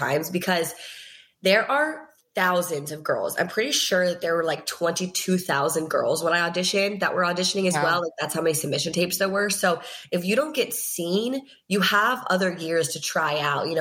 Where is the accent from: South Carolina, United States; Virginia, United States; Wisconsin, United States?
Virginia, United States; all my best friends from Virginia, which like, thank God I was with them, like my hometown friends